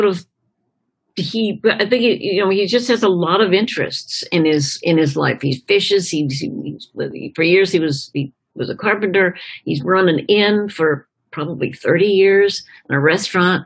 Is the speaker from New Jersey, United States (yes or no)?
no; Chapel Hill, North Carolina, United States; growing up in Chapel Hill, North Carolina, is a university town